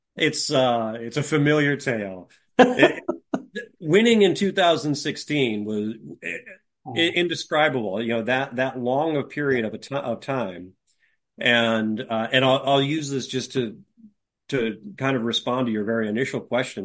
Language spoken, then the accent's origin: English; California, United States; also born or lived in Sacramento / Ukiah; I grew up mostly in California, and uh, my folks were from Chicago